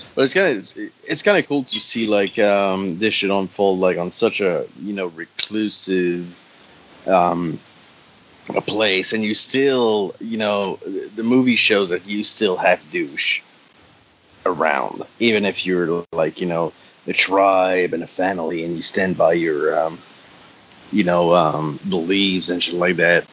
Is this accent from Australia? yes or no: no; Canada; English is a second language; I'm French Canadian